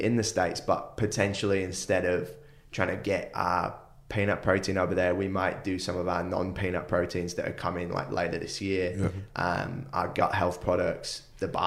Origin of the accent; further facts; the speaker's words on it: United Kingdom; now in Gold Coast, Australia; me being from the UK